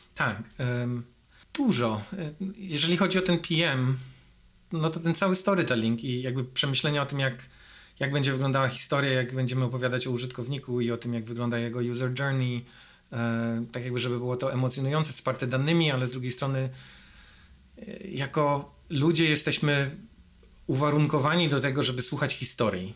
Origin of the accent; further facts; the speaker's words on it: Grudziądz, Kuyavian-Pomeranian Voivodeship, Poland; moved away as an adult; now in United States; Ja jestem z Grudziądza